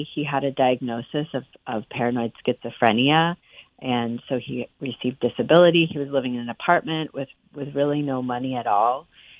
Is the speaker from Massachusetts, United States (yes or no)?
yes; Amherst, Massachusetts, United States; Well, I was actually born at Coolidge Dick, and I grew up in Amherst. And so this is my home.